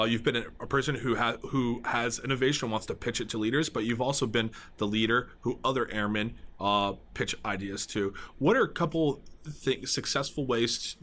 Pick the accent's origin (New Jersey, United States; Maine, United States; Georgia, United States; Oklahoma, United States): New Jersey, United States; I'm from New Jersey